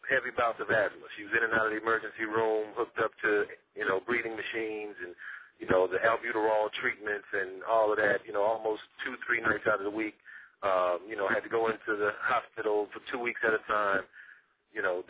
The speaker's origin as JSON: {"language": "English", "town": "Houston", "region": "Texas", "country": "United States", "said": "I'm from Houston, Texas"}